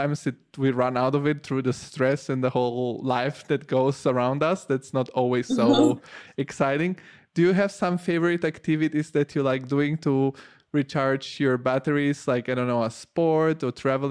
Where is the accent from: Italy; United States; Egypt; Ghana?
Italy; moved away; I grew up in Italy.